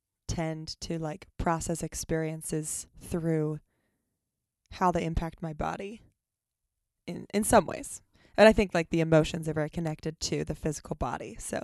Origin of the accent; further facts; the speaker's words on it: Lancaster, Pennsylvania, United States; Lancaster, Pennsylvania.